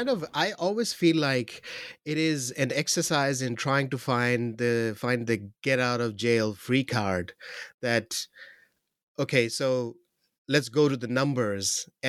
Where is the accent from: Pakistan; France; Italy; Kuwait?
Pakistan; I'll focus on Pakistan more because I'm from Pakistan and I'm from Pakistan.